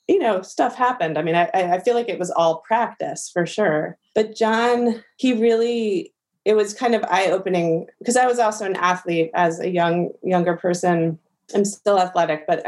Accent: New York City, New York, United States; born or raised there; also born or lived in Miami / Los Angeles

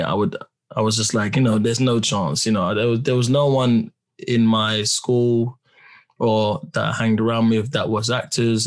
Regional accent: London, United Kingdom; I'm … from Peckham

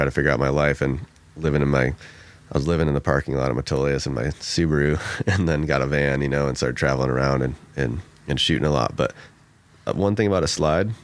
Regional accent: Michigan, United States; moved away as an adult; now in Oregon, United States; I grew up in Michigan, moved out west like 20 years ago

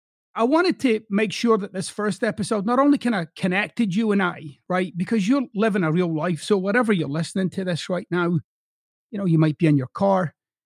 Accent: Scotland, United Kingdom; now in United States; So I'm originally from Scotland, but I've lived in the United States for over two decades now. So I've got these two accents

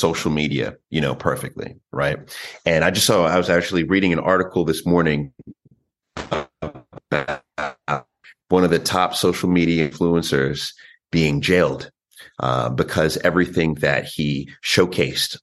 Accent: New York, United States; I was born in New York

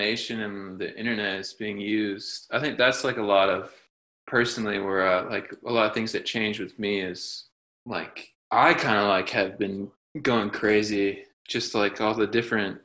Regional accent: United States; growing up in America

